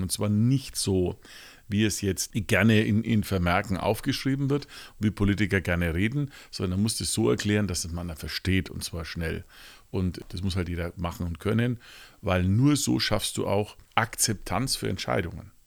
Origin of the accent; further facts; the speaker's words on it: Nuremberg, Bavaria, Germany; ich bin zum Beispiel als, als Franke hier gebürtig